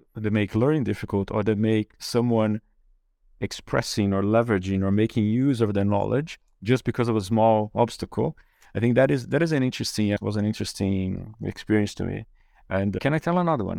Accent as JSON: {"language": "English", "country": "Brazil", "tie": "born or raised there", "also_born_or_lived": "Germany", "second_language": "English", "moved": "as an adult", "said": "I grew up in Brazil and went to university there."}